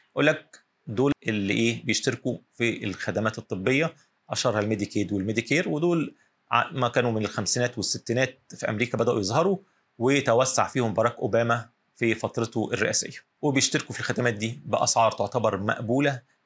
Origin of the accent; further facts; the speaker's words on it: Egypt; هنا عندنا في مصر